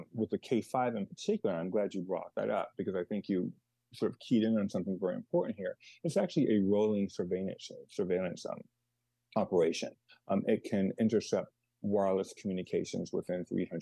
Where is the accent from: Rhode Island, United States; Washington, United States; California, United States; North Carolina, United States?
California, United States; Los Angeles; now in Chicago, United States; I was born in Los Angeles and was raised there and here in Chicago. So I consider myself Chicagoan, but I'm a Los Angeles person at heart